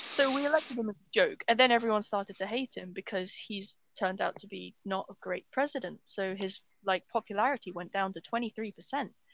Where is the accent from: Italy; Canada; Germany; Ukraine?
Ukraine; also born or lived in England; now in United Kingdom; I've basically lived in Ukraine most of my life